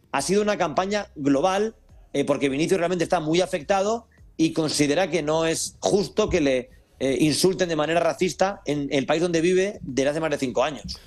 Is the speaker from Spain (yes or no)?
yes; Spain; sociedad española